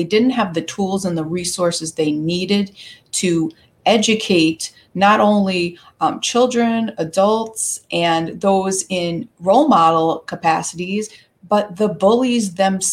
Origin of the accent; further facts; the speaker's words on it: New York, United States; I am a New Yorker. I live on the eastern end of Long Island, New York